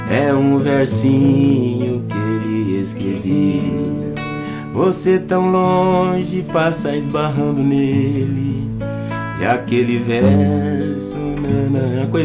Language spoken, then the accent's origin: Portuguese; São Paulo, Brazil; penso que eu fui criado na, em São Paulo, na, na periferia, né?